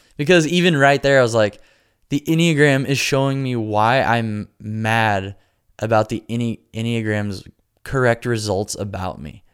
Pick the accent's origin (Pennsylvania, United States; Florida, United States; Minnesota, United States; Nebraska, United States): Nebraska, United States; now in Nashville, United States; I'm from Nebraska.